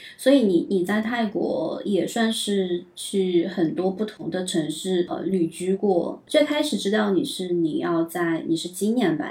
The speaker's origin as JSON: {"language": "Chinese", "region": "southern China", "country": "China", "also_born_or_lived": "Beijing / Shanghai", "moved": "yes", "said": "我也是南方人"}